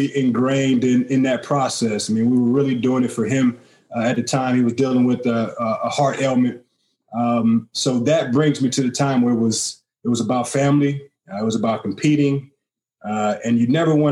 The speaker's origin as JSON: {"language": "English", "town": "St. Louis", "region": "Missouri", "country": "United States", "tie": "born or raised there", "said": "I moved around, stayed on the north side. I stayed on the south side. So I've been all around St. Louis, and that's why it's home to me"}